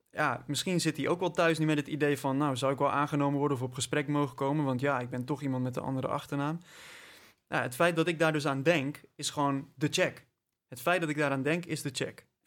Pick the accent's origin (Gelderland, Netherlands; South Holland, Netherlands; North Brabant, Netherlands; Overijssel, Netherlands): North Brabant, Netherlands; Ik kom uit Brabant trouwens.